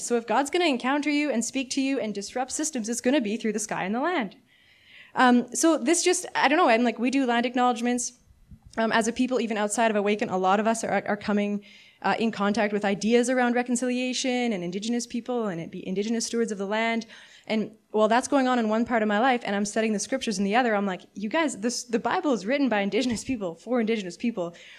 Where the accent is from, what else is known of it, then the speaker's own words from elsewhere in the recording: Canada; As a Canadian my whole life, like, fifth generation